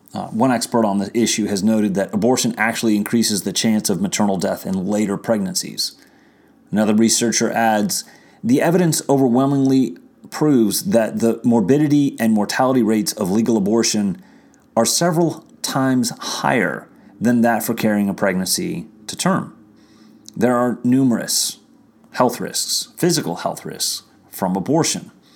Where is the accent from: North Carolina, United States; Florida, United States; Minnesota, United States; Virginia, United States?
Virginia, United States; my home state of Virginia